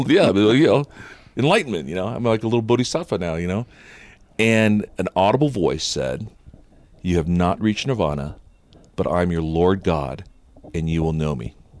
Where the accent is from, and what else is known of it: Upland, California, United States; born or raised there; first language Japanese; English is a second language